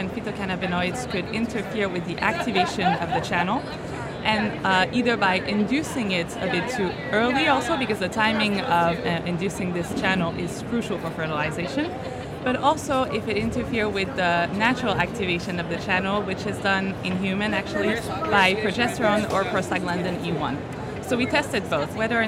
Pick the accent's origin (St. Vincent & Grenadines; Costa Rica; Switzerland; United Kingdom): Switzerland; Geneva; I'm from Switzerland, Geneva, actually